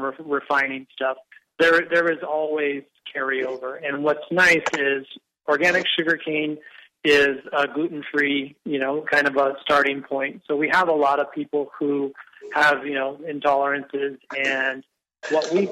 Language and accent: English; Maui, Hawaii, United States; I was born and raised here on Maui